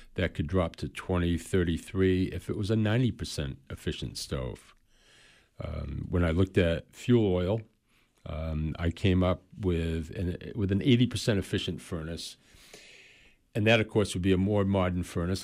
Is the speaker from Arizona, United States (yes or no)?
no; Waterville, Maine, United States; I'm originally from Waterville, Maynard. Lived here all my life.